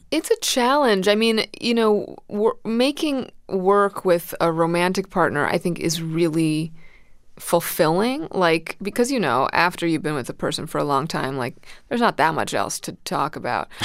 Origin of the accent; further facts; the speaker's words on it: New York City, New York, United States; also born or lived in Manhattan, New York; I moved to Brooklyn when I was two with, with my parents